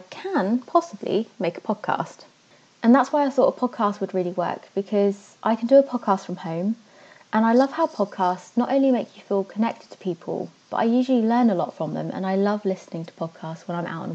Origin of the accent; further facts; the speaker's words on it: Devon, South West England, United Kingdom; moved away as an adult; also born or lived in Netherlands; I moved to the Netherlands for a while. I really miss Devon. I'm from Devon